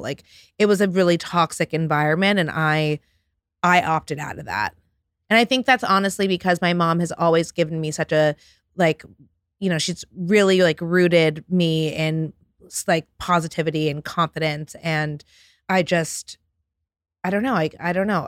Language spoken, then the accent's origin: English; New York City, New York, United States; I grew up on the Upper West Side, between the Upper West Side and the Upper East Side of Manhattan